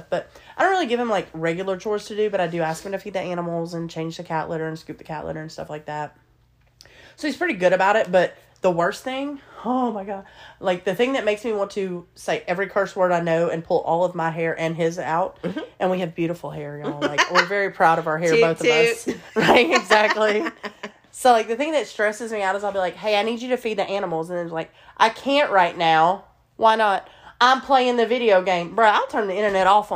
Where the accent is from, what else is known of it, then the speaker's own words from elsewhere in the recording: Alabama, United States; I was born and raised in Alabama, and I've always lived in the South